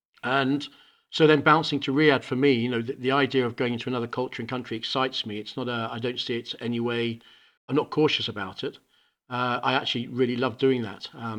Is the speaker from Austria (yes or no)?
no; Hong Kong; now in United Kingdom; We ended up in Hong Kong where I spent all my own education. So I grew up in Hong Kong in an international school, Ireland School, ESF, just putting it out there for all my team. And then I came back to the UK